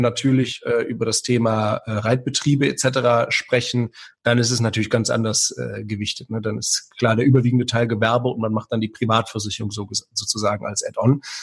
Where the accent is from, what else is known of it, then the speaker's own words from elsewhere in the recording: Aachen, North Rhine-Westphalia, Germany; moved away as an adult; now in Lower Rhine, Germany; ich komme ja aus Aachen ursprünglich